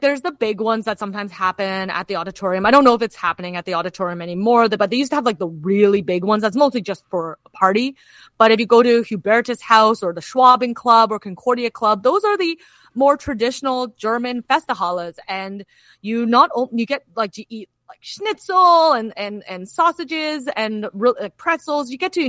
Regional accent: Kitchener, Ontario, Canada; moved away; I'm originally from Kitchener-Waterloo

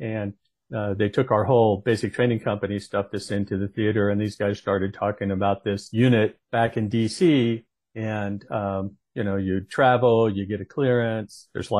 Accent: Northern California, United States; moved away as an adult; I grew up in Northern California, so not a big stretch, lots of aunts and uncles up that way.

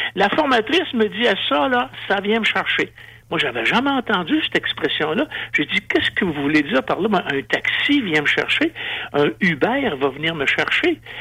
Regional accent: Quebec, Canada

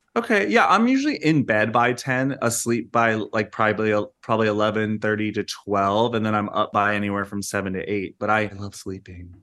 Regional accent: United States; an American who visits the U K quite frequently

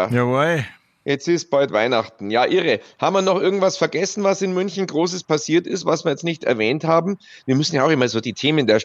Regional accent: Luxembourg; Ich bin Luxemburger, genau.

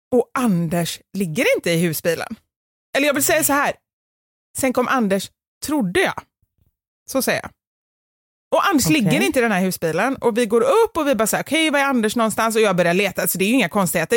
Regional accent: Gothenburg, Västra Götaland, Sweden; accent: göteborgska; min dialekt, alltså göteborgska

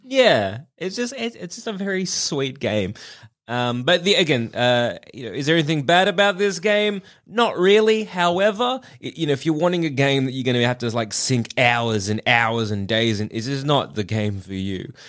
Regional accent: Australia; accent: Australian; they share my accent

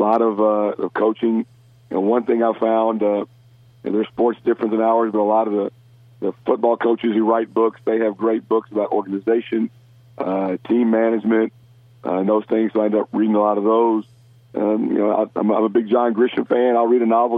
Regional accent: Memphis, Tennessee, United States; my hometown of Memphis

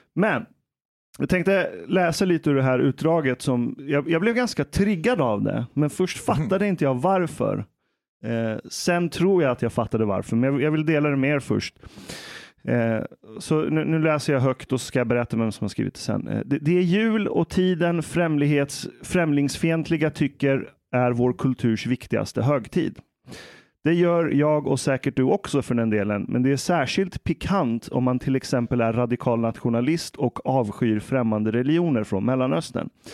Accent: Iran; now in Sweden; jag är iranier

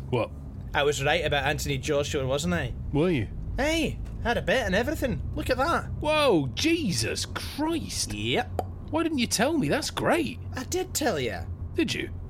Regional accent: England, United Kingdom; I was growing up in England, and these lot were the biggest cunts you could imagine.

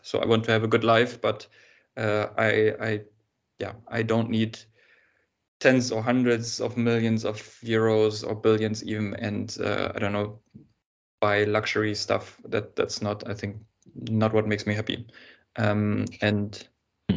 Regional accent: Germany; I was born in Germany

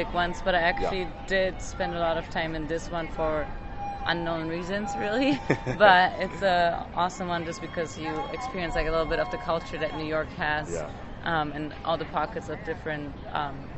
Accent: Germany; now in United States; I grew up in Germany in a family of doctors

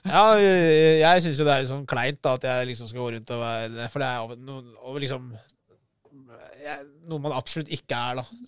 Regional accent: Oslo, Norway; siden jeg er fra Groruddalen og Lindeberg

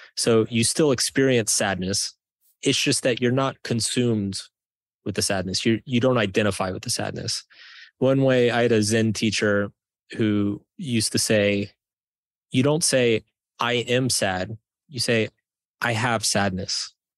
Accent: Texas, United States; I grew up in Texas

